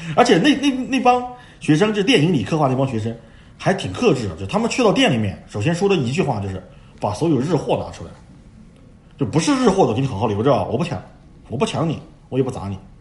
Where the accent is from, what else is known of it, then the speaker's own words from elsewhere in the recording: China; 我们中国人